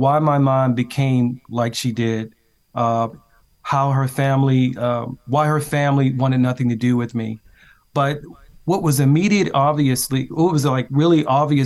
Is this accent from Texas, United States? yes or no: no; Baltimore, Maryland, United States; I grew up in West Baltimore